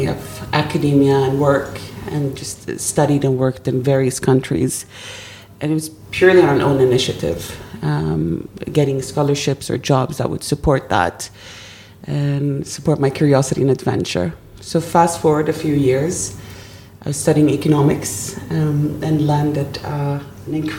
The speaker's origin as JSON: {"language": "English", "country": "Sweden", "tie": "born or raised there", "also_born_or_lived": "Germany", "moved": "yes", "said": "we moved on to Sweden. And that's where we finally landed and started rebuilding our lives"}